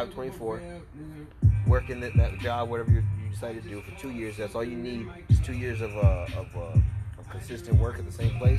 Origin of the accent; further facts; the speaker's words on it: Fort Worth, Texas, United States; I'm from Fort Worth, Texas.